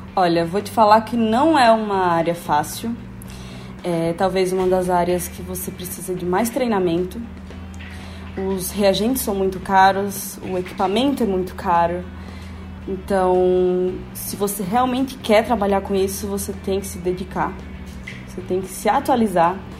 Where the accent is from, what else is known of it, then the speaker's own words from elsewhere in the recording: Natal, Rio Grande do Norte, Brazil; moved away as an adult; now in São Paulo, Brazil; sou de Natal, Rio Grande do Norte